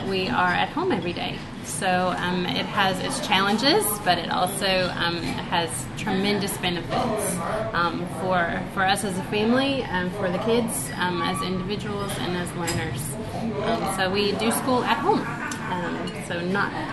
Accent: United States; moved away as an adult; also born or lived in Beijing, China / New Zealand; now in China; I'm from America

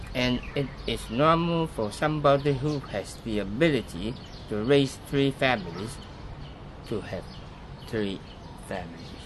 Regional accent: Hong Kong; I was born in Hong Kong.

